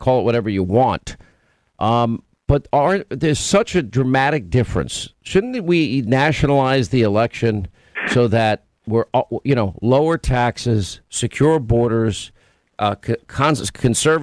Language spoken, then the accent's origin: English; New York, United States; I grew up in New York